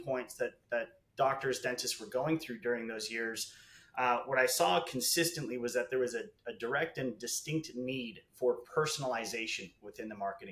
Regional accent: Chicago, Illinois, United States; moved away as an adult; now in Los Angeles, United States; I'm originally from Chicago. I moved out here to Los Angeles about 10 years ago

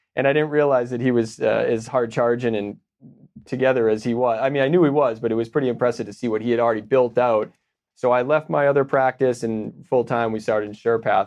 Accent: Boston, Massachusetts, United States; moved away as an adult; now in Austin, United States; I'm from Boston.

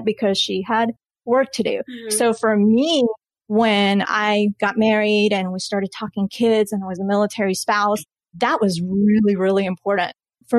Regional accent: Colombia; now in United States; I was born in Colombia and saw my parents working so hard

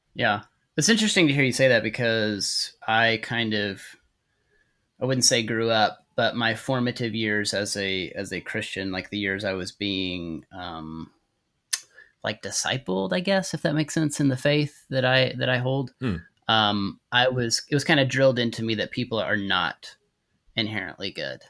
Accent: Texas, United States; accent: Texas drawl; I grew up in Texas, so I can do like the Texas draw

